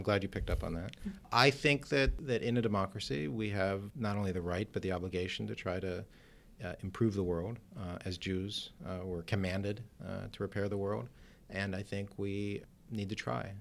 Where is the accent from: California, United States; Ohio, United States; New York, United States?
Ohio, United States; Cleveland; moved away as an adult; now in Washington, United States; I practiced law in my hometown of Cleveland, Ohio